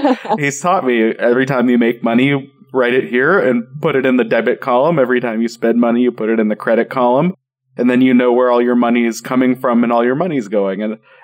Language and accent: English; Denver, Colorado, United States; I grew up in Denver